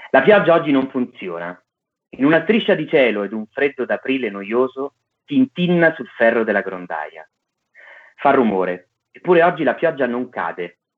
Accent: Naples, Campania, Italy; Eh, io sono napoletano, quindi per me è difficile non raccontare Napoli con, con faziosità, sono fazioso nel, Napoli, nel celebrare Napoli

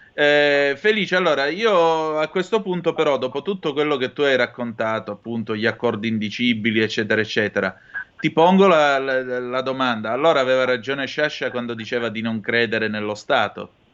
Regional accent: Vibo Valentia, Calabria, Italy; io sono nato a sud del Po e vengo da Vibo Valencia

